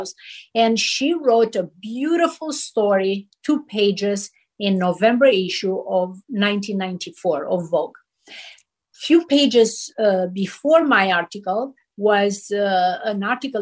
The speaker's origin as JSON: {"language": "English", "country": "Romania", "moved": "as an adult", "lives_now": "Los Angeles, United States", "said": "I came from Romania. We didn't have magazines"}